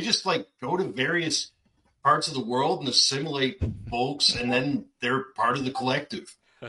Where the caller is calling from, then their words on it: Dartmouth, Nova Scotia, Canada; Dartmouth, Nova Scotia, Canada.